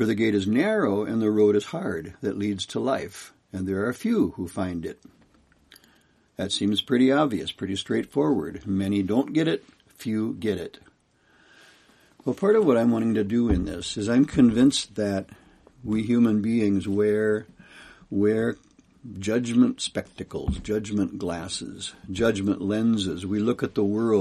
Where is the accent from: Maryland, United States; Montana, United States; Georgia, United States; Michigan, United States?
Montana, United States; Kalispell; I'm from Kalispell, Montana.